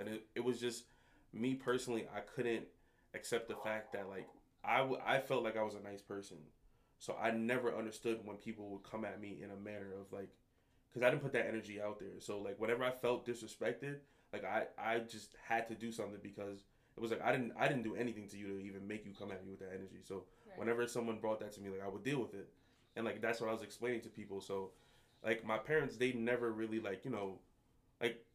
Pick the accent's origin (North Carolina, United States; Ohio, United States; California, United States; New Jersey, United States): New Jersey, United States; Paterson; also born or lived in Montclair, New Jersey / Jamaica (ancestry); When I was younger, I grew up in Patterson